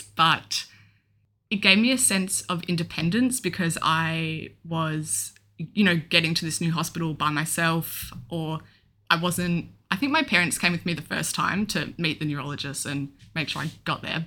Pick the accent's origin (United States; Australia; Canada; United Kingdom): Australia; Melbourne, Victoria; I'm twenty-two and I'm from Melbourne.